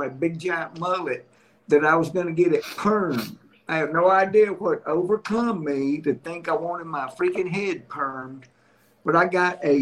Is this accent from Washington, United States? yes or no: no; Jackson, Mississippi, United States; moved away as an adult; also born or lived in Andalusia, Alabama / Nashville, Tennessee; now in Alabama, United States; I grew up in Jackson, Mississippi, and started my comedy career there